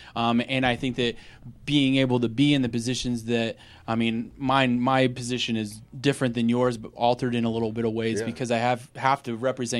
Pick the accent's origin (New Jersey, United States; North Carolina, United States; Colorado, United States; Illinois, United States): Colorado, United States; Arvada; I've known growing up in Arvada that Herman's Hideaway being like a 53-year venue